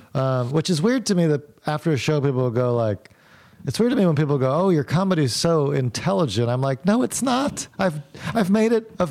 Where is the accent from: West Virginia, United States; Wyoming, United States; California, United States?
West Virginia, United States; Morgantown; moved away as an adult; also born or lived in Davidson, North Carolina; I grew up in Morgantown, West Virginia.